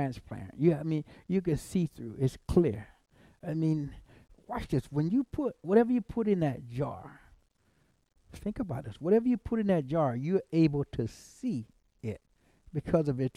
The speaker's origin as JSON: {"language": "English", "region": "South Carolina", "country": "United States", "said": "I'm from South Carolina"}